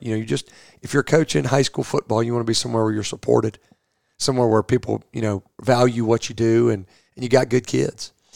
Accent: Rome, Georgia, United States; moved away as an adult; now in Louisville, United States; I'm from Rome, Georgia, uh, originally, which is uh, Northwest Georgia

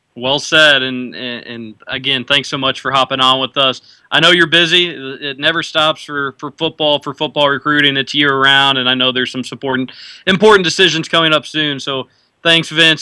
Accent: Louisville, Kentucky, United States; growing up in Louisville

